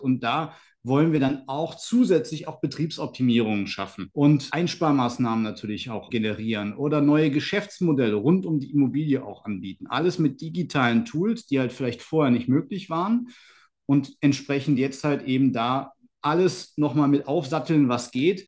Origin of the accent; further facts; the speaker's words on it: Aachen, North Rhine-Westphalia, Germany; Aber erstmal ist Aachen halt meine Heimatstadt. Hier bin ich geboren, hier bin ich aufgewachsen